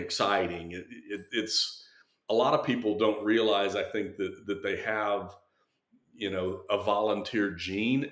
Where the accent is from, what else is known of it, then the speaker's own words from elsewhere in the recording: New Braunfels, Texas, United States; I was born over at McKenna